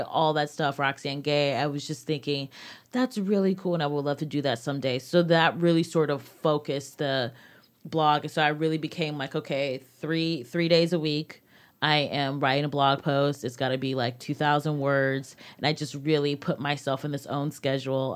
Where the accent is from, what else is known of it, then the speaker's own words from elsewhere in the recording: United States; my experience as a young black woman growing up in America